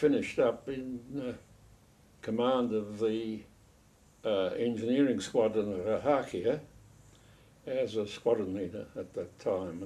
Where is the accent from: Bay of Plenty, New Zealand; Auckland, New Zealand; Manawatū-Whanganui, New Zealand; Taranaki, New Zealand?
Auckland, New Zealand; We lived in Auckland. I was born in Auckland.